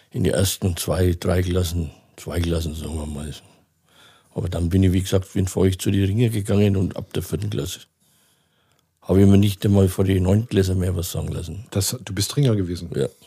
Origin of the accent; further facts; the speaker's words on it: Feucht, Bavaria, Germany; Bei Nürnberg, ja. Bei Nürnberg.